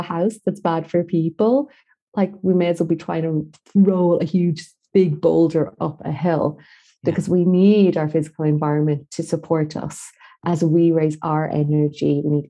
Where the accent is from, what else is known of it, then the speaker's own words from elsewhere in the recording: Galway, Connacht, Ireland; moved away as an adult; also born or lived in Dublin; I was back in Galway, my hometown